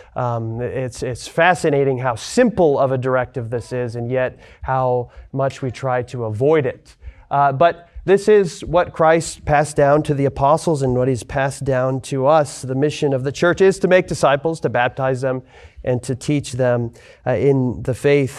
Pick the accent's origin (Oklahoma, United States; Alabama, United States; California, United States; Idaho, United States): Idaho, United States; Lewiston; moved away as an adult; also born or lived in Spokane, Washington; now in Texas, United States; I'm from Lewiston, Idaho originally. I grew up there